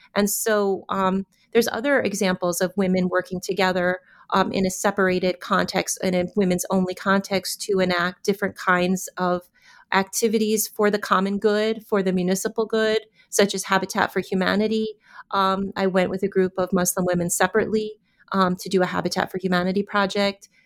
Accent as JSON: {"language": "English", "country": "United States", "said": "as American women"}